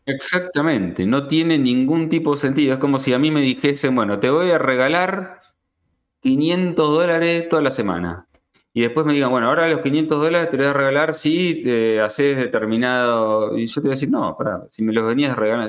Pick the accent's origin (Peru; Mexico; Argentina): Argentina; acá en Argentina